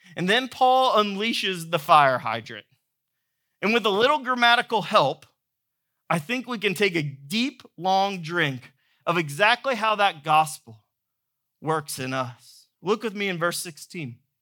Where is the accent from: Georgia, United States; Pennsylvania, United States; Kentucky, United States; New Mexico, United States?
Georgia, United States; moved away; I grew up in Georgia